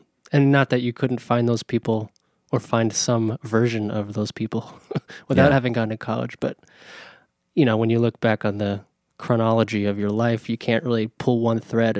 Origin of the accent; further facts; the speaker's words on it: East Coast, United States; I am from the East Coast. I am from the East Coast.